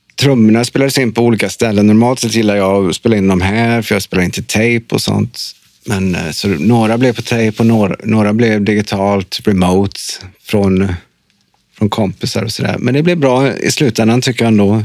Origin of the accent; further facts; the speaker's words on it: Trollhättan, Västra Götaland, Sweden; moved away; jag är från Trollhättan